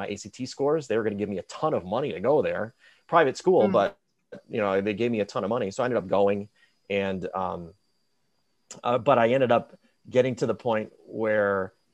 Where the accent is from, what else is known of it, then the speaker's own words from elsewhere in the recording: Chicago suburbs, Illinois, United States; So I grew up in the Chicago suburbs